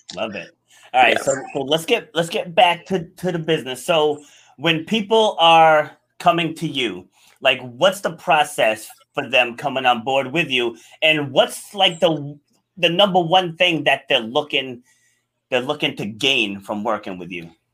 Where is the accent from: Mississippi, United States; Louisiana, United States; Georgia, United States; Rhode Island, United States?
Rhode Island, United States; born or raised there; also born or lived in New York City